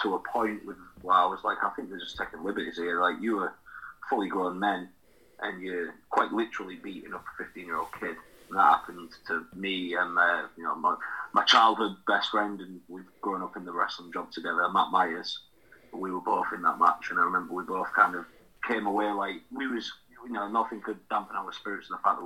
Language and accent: English; United Kingdom; I'm a British professional wrestler, and based from the United Kingdom